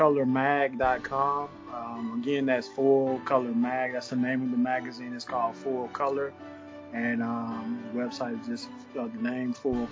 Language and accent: English; Texas, United States; now in Atlanta, United States; I'm an artist. I'm originally from Texas, but currently in Atlanta, Georgia.